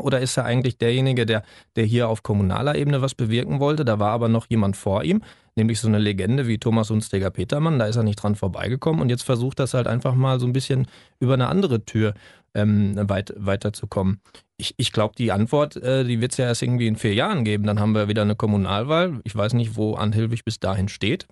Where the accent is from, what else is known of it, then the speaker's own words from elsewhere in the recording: Germany; als Deutscher